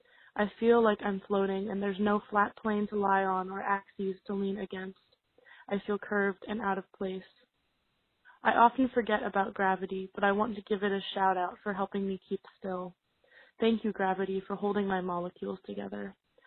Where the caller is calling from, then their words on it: Pittsburgh, Pennsylvania, United States; I'm calling from Pittsburgh, Pennsylvania.